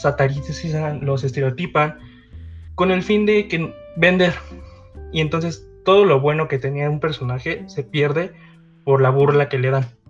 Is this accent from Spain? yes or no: no; Mexico; soy de México